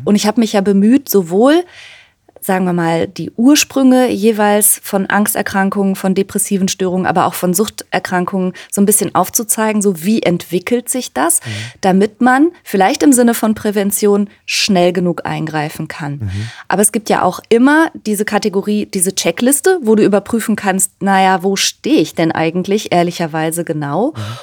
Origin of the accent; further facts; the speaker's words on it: near Cologne, North Rhine-Westphalia, Germany; also born or lived in Ruhr area; in der Nähe von Köln bin ich geboren und groß geworden und im Ruhrgebiet